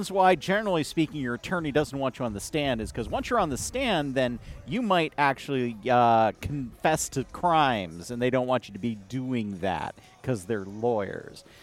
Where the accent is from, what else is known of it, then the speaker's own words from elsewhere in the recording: Chicago, Illinois, United States; but at the same time, like, you know, we're from Chicago, so the Hatch Act says.